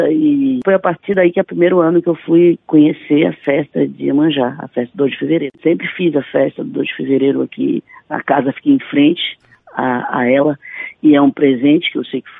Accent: Santo Amaro, Bahia, Brazil; now in Salvador, Brazil; Eu sou do Recôncavo da Bahia, sou de Santo Amaro e a minha vida inteira foi beirando o mar.

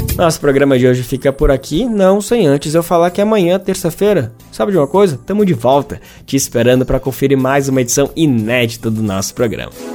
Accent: Brazil

